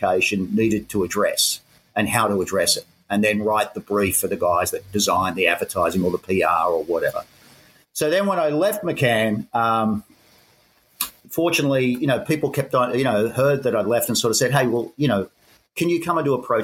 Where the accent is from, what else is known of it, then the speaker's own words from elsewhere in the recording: Sydney, New South Wales, Australia; accent: Aussie; moved away as an adult; also born or lived in Hong Kong / Japan; now in Bangkok, Thailand; I'm an Aussie. You can tell by the accent. Born and raised in Sydney.